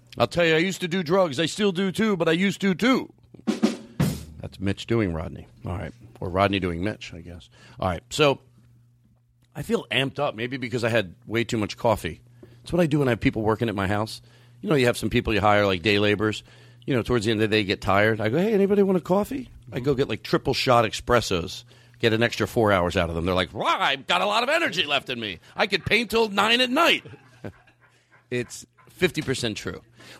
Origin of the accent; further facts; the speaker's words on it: Philadelphia, Pennsylvania, United States; I grew up in Philadelphia, and I'm actually a pretty good driver in the snow.